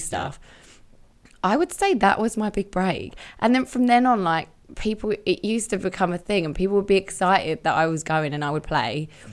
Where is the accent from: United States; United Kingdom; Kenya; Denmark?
United Kingdom; Romford, London; I grew up in Romford